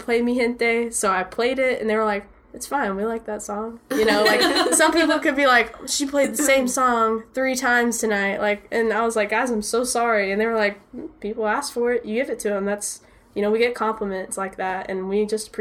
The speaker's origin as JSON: {"language": "English", "town": "Dallas", "region": "Texas", "country": "United States", "tie": "born or raised there", "said": "growing up in Dallas in this scene"}